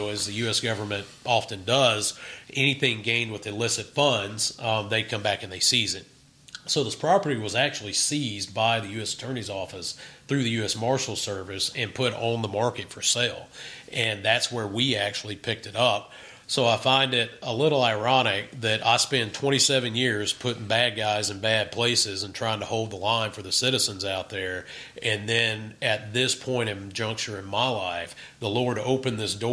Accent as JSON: {"language": "English", "town": "Vicksburg", "region": "Mississippi", "country": "United States", "tie": "born or raised there", "said": "I grew up in Vicksburg, right. Mississippi"}